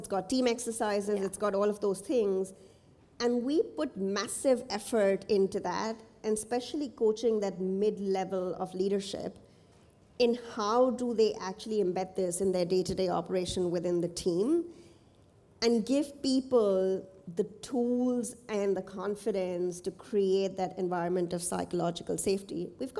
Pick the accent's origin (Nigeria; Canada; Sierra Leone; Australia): Nigeria; moved away; also born or lived in India; So I grew up in Nigeria and India, and since have worked in the Middle East.